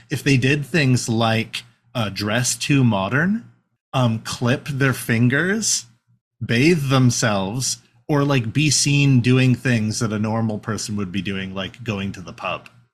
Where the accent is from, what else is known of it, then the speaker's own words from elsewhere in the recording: Canada; We're white presenting Canadians